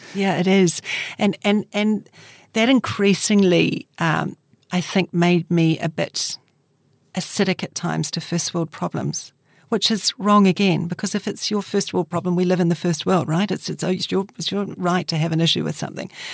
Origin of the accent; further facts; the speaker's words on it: Christchurch, Canterbury, New Zealand; Christchurch is my hometown